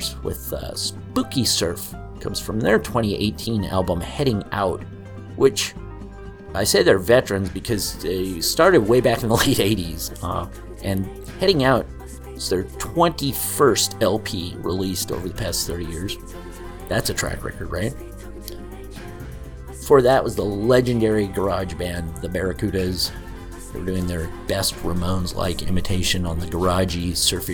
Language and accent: English; Southern California, United States; I grew up in Southern California